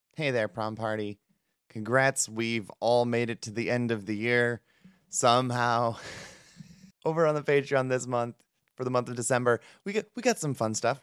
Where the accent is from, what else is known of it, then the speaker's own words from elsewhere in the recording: Cleveland, Ohio, United States; I'm from the Cleveland area